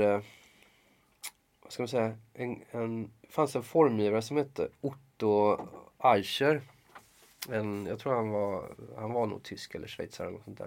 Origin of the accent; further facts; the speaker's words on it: Gothenburg, Västra Götaland, Sweden; moved away; jag är från Göteborg